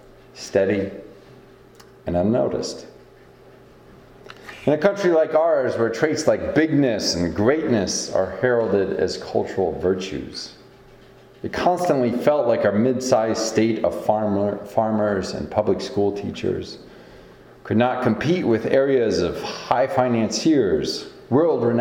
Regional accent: Iowa, United States; Growing up in Iowa

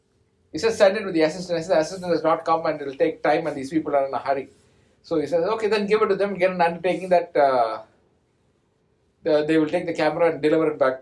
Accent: Kotagiri, Tamil Nadu, India; my hometown in Kotagiri, where my wife lives

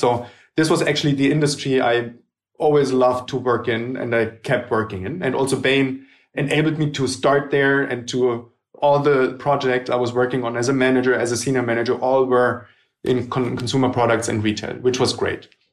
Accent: Germany; also born or lived in Hamburg; I was born in Germany

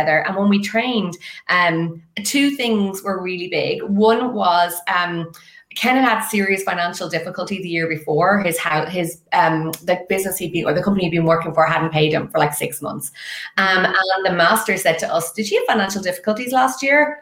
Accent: west of Ireland, Ireland; moved away as an adult; now in Dublin, Ireland; I'm actually from the west of Ireland

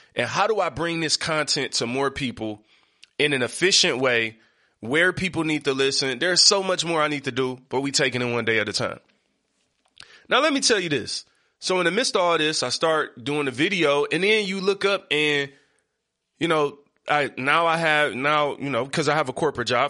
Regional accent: Detroit, Michigan, United States; I come from Seven Mile East Side

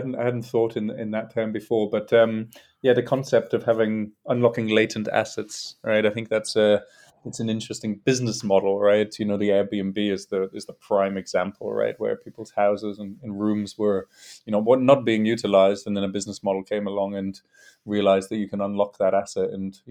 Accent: North East England, United Kingdom; now in London, United Kingdom; And so I'm from a single parent background from the northeast of England, although my accent's a bit mixed these days because I've lived in London for more than half my life.

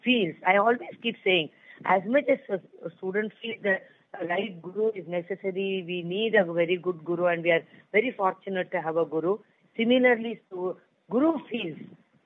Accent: Pune, Maharashtra, India; I was born and brought up in Pune

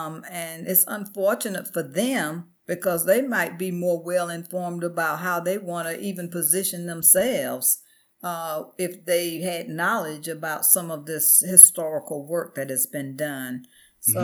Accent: the South, United States; I grew up in the South.

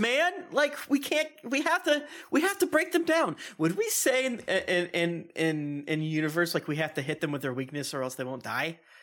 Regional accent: Florida, United States; I'm from Florida.

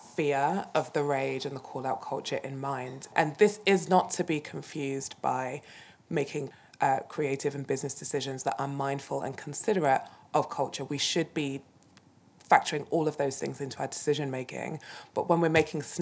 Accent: United Kingdom; I'm British

